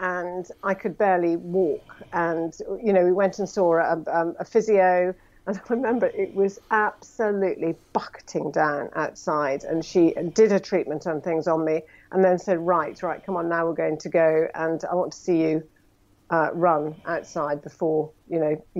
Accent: Scotland, United Kingdom; accent: plummy; I'm a Scot

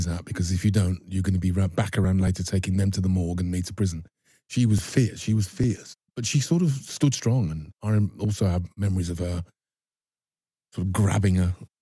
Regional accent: Birmingham, West Midlands, United Kingdom; moved away; Growing up in Birmingham there was an element of danger

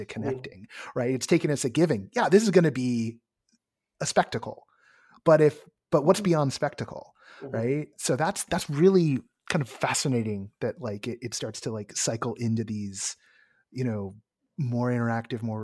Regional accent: San Francisco Bay Area, California, United States; moved away; I'm from the Bay

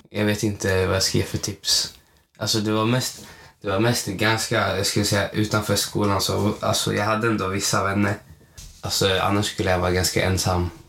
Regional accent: Malmö, Skåne, Sweden; jag är från Malmö, jag

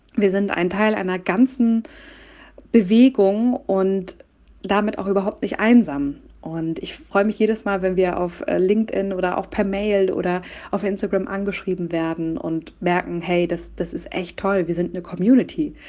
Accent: Hamburg, Germany; moved away as an adult; also born or lived in Nuremberg / Berlin; ich komme aus Hamburg

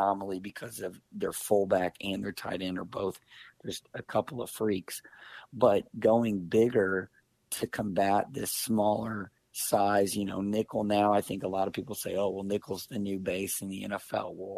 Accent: Kansas City, Missouri, United States; I grew up in Kansas City

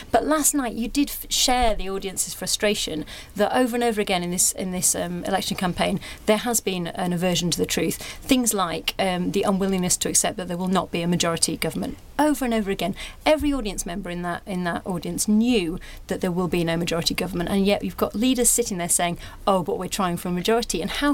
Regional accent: Yorkshire and the Humber, United Kingdom; I'm from Yorkshire

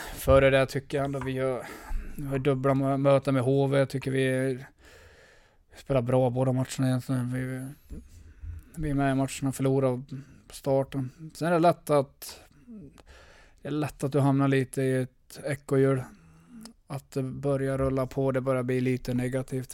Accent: Örnsköldsvik, Västernorrland County, Sweden; moved away; also born or lived in Leksand / Skellefteå; Jag är glad att jag kommer från Övik

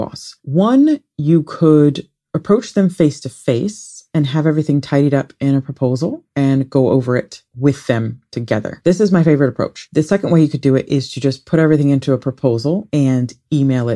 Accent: Ohio, United States; I grew up in Ohio

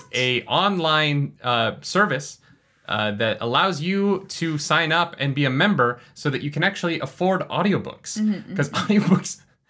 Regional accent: Calgary, Alberta, Canada; That's funny because we're actually from Calgary.

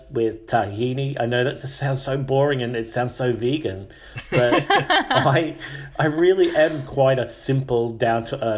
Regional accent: Australia; moved away; also born or lived in United Kingdom / Mexico; I'm from Australia. And I've lived in the UK for a long time. I've lived in Mexico.

